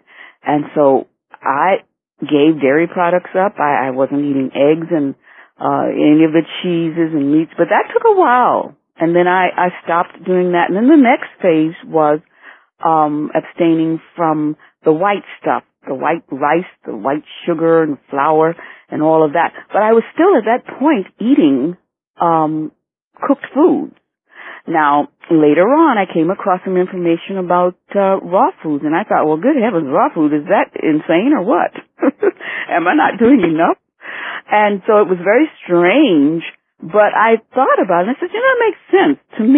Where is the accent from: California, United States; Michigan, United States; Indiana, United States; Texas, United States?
Michigan, United States; Detroit; also born or lived in Asheville, North Carolina / Florida; now in Miami, United States; I always used to say that I was from Michigan, but Detroit, but I was actually born in Asheville, North Carolina. However, I know nothing of that place, and I've been in Florida so long, I'm a full-fledged Floridian.